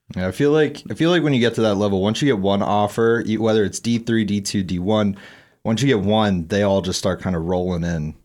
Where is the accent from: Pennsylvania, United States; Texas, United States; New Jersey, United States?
Pennsylvania, United States; Eastern; where I grew up in Eastern P